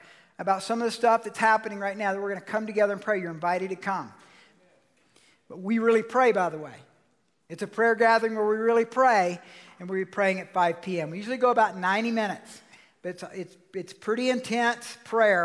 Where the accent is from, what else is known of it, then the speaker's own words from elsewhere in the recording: Georgia, United States; moved away; I'm from Georgia